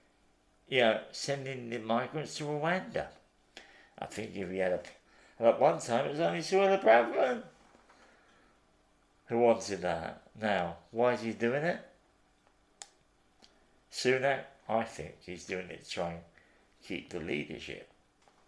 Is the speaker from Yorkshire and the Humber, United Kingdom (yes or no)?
no; London, United Kingdom; I come from the East End